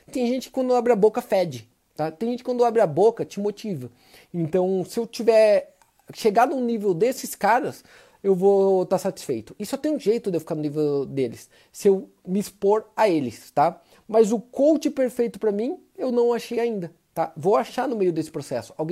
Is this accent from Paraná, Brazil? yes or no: yes; Maringá, Paraná, Brazil; Cortella, por sinal, é nascido em Londrina. Eu sou de Maringá.